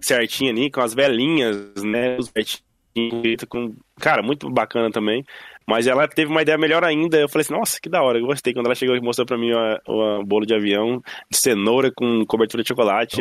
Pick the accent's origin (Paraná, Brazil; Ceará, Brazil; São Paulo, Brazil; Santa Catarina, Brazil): Santa Catarina, Brazil; Joinville; now in Ireland; era a minha cidade onde eu nasci, Joinville, hum. né, que é a cidade onde eu nasci, Joinville, Santa Catarina